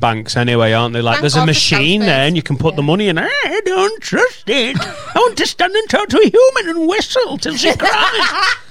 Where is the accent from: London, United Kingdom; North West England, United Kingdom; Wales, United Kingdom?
North West England, United Kingdom; Preston; moved away; also born or lived in St Annes / Chester; I'm from Preston